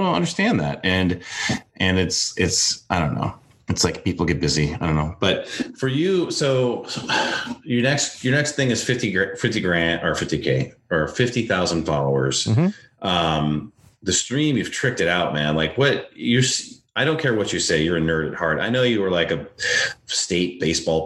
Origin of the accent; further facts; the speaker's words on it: North Dakota, United States; also born or lived in Los Angeles, United States; now in Virginia Beach, United States; I grew up in North Dakota